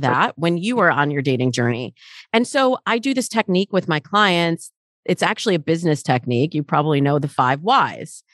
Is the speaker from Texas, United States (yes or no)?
no; Michigan, United States; now in Los Angeles, United States; I grew up in Michigan, and the way that my world feels in Michigan versus the way my world feels in Los Angeles where I live now very different